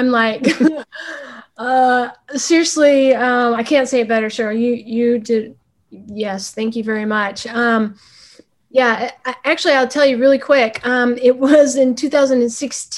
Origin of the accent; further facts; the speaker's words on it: Texas, United States; now in Minneapolis–Saint Paul, United States; I'm from Texas